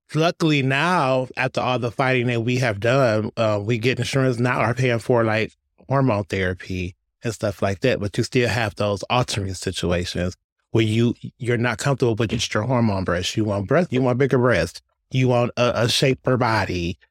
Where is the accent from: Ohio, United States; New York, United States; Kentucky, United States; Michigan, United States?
Michigan, United States; Detroit; I was born and raised in Detroit